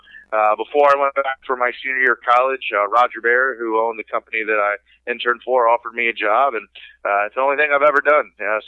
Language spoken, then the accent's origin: English; Atlanta, Georgia, United States; I grew up in Atlanta, Georgia